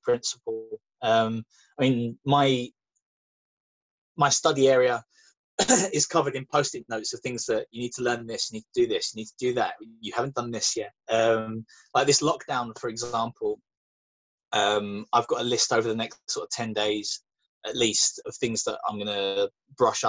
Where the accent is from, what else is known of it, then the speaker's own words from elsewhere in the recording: London, United Kingdom; accent: London; my London voice isn't particularly gruff.